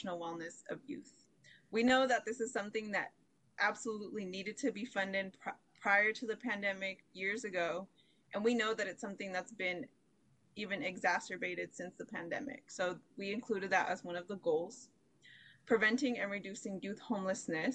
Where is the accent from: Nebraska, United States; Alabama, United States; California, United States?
California, United States; Sacramento; I myself was a young person growing up in Sacramento. I'm actually from the Meadowview community